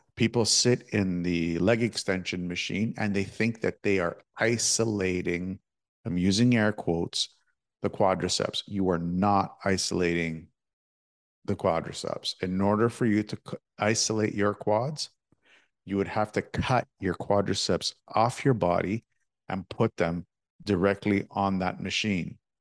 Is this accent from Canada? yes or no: yes; Toronto, Ontario, Canada; I'm from Toronto